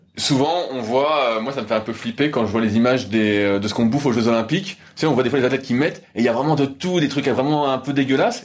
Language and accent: French; Paris, Île-de-France, France; J'étais en tant que Parisien de souche